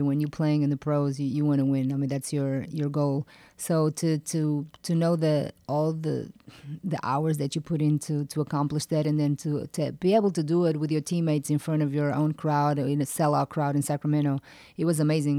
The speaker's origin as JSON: {"language": "English", "country": "Portugal", "tie": "born or raised there", "moved": "as an adult", "lives_now": "United States", "said": "I grew up in Portugal"}